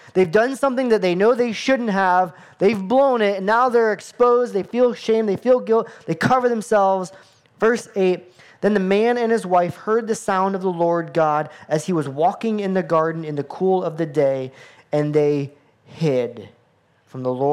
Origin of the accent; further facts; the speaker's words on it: United States; as an American boy